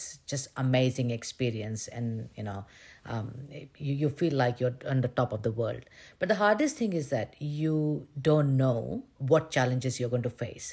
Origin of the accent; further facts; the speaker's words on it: India; moved away as an adult; I've been born and brought up in India